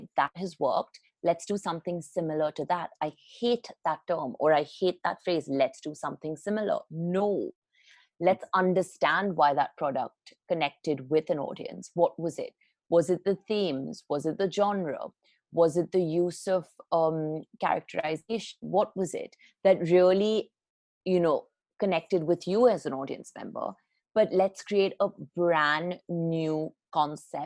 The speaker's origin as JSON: {"language": "English", "town": "Mumbai", "region": "Maharashtra", "country": "India", "tie": "born or raised there", "also_born_or_lived": "England / London", "said": "I grew up in Bombay. I spent, my childhood really in Bombay"}